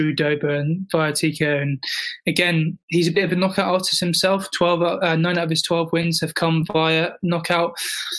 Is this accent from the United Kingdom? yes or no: yes; United Kingdom; I'm British